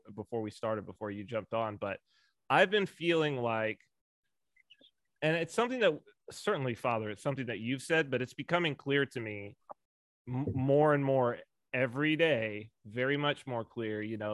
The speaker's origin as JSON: {"language": "English", "region": "California", "country": "United States", "said": "as a Californian"}